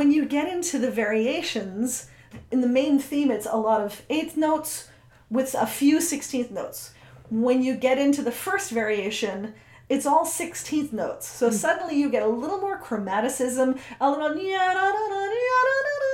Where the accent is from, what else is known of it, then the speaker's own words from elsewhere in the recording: United States; I'm an American